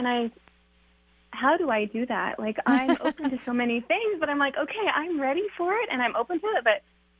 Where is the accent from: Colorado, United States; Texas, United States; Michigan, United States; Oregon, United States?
Oregon, United States; I'm just here in New Mexico for a week because I'm actually from Oregon.